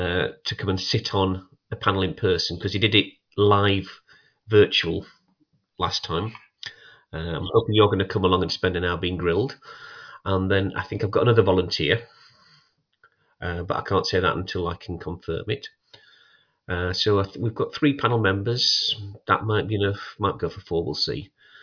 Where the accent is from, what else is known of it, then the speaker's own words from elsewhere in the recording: United Kingdom; We know it's Scania because we're British.